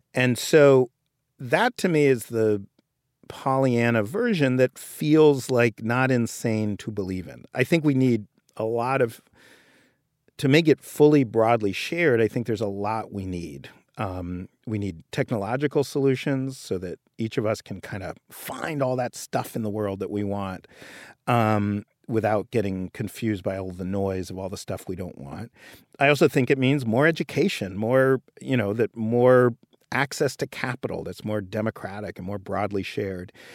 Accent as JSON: {"language": "English", "region": "New York", "country": "United States", "tie": "born or raised there", "said": "I grew up in Greenwich Village and I, in New York"}